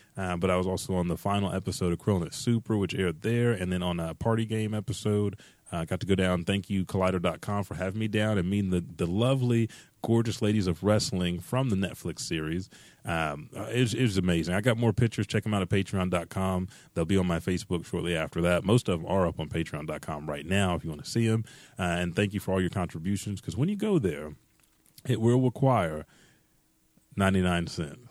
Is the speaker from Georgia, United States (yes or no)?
no; Oklahoma, United States